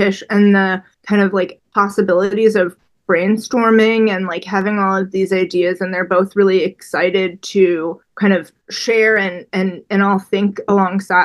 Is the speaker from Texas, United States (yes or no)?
no; Chicago, Illinois, United States; I'm from Chicago. I grew up on Lake Michigan.